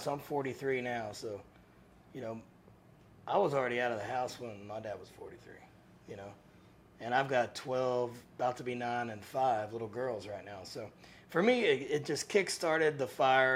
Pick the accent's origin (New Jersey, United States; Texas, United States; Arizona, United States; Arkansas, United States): Texas, United States; Cleburne; Cleburne, Texas, where I grew up in Johnson County